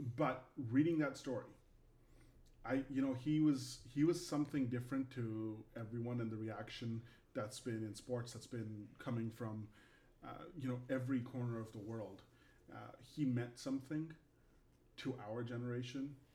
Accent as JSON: {"language": "English", "country": "Canada", "moved": "yes", "lives_now": "United States", "said": "I'm Canadian, so uh, you know, living in the United States"}